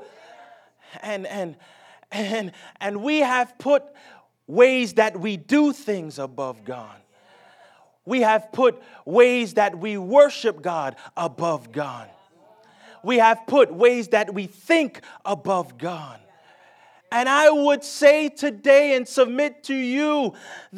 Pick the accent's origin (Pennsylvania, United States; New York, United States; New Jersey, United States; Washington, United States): New Jersey, United States; moved away as an adult; now in the South, United States; I'm born and raised in New Jersey